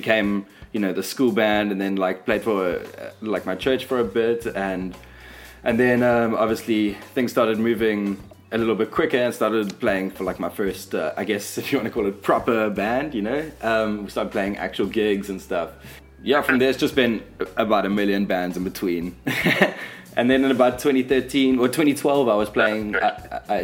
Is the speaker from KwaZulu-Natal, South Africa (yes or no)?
yes; Durban, KwaZulu-Natal, South Africa; accent: Durban surfer skater; moved away; also born or lived in Cape Town; growing up in Durban